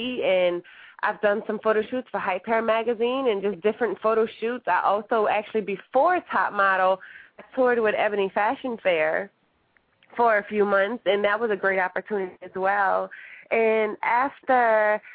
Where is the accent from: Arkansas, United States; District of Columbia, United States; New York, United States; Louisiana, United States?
Louisiana, United States; New Orleans; moved away as an adult; I'm from New Orleans, Louisiana